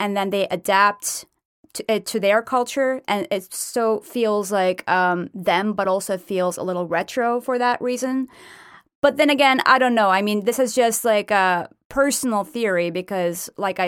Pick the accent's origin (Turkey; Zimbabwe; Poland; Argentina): Turkey; moved away; I'm from Turkey